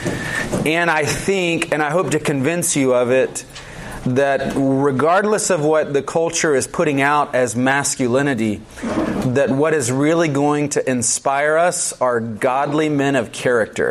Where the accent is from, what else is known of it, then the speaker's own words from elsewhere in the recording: Georgia, United States; moved away; I'm from Georgia originally